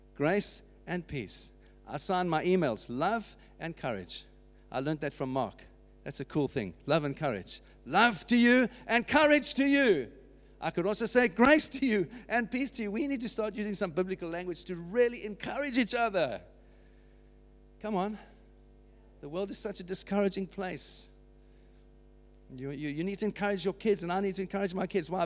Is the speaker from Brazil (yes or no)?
no; United Kingdom; that's what marks us as British citizens